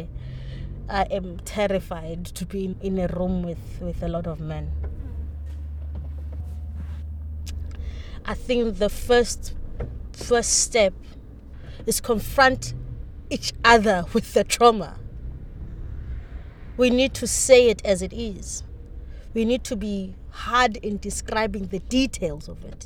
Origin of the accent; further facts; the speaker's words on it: Cape Town, Western Cape, South Africa; I grew up in Khayelitsha. I grew up with both my parents, my mother and my father.